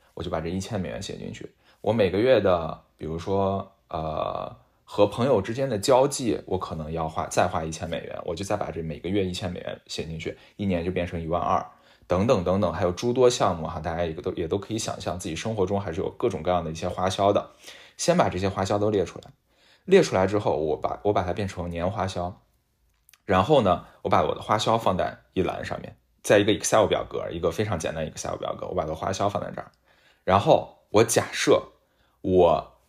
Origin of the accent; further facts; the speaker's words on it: China; moved away; 我现在要搬回国，搬回我的老家